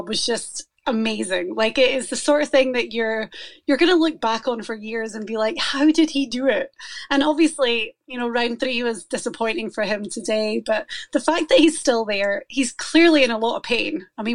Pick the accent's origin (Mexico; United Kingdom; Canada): United Kingdom; Scotland; now in Florida, United States; I'm Scottish